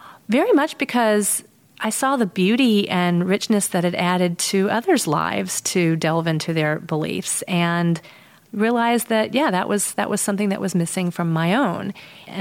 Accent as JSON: {"language": "English", "country": "United States", "tie": "born or raised there", "also_born_or_lived": "North Carolina / Texas", "moved": "yes", "lives_now": "Chicago, United States", "said": "I grew up in North Carolina and Texas"}